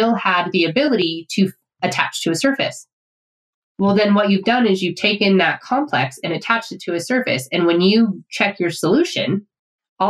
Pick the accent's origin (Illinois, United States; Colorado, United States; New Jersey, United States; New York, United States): Colorado, United States; I'm a kid from Colorado